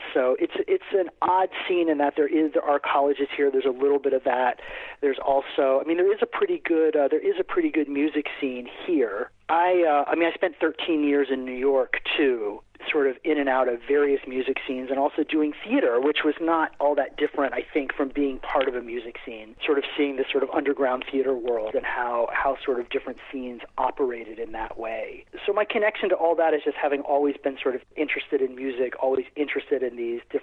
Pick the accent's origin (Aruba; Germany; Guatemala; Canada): Aruba; moved away; I grew up in Aruba, actually. My earliest years on the island of Aruba